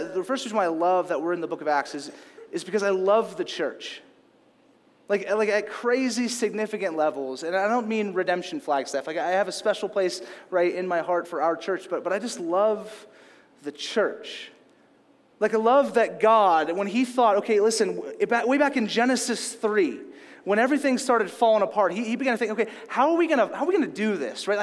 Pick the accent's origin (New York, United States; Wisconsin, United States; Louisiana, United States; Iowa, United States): Louisiana, United States; moved away; also born or lived in California; I grew up in Louisiana